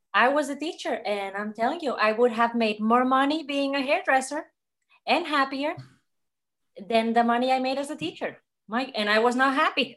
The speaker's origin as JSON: {"language": "English", "region": "Catalonia", "country": "Spain", "second_language": "English", "moved": "as an adult", "lives_now": "Atlanta, United States", "said": "I'm from Spain. I came to America when I was twenty-two to have an adventure."}